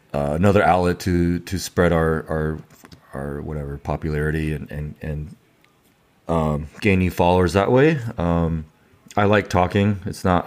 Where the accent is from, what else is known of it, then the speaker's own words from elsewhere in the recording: San Diego, California, United States; also born or lived in Taiwan / Louisiana, United States; I was born in Taiwan, and I moved to San Diego, California when I was five